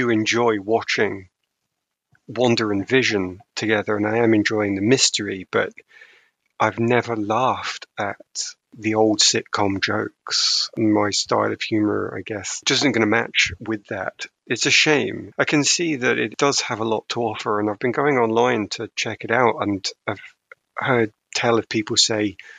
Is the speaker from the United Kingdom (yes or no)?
yes; United Kingdom; I'm too British